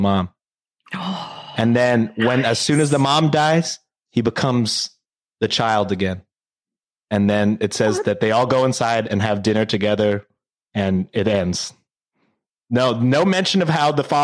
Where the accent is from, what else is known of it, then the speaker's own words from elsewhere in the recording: United States; I was born in America and I couldn't speak English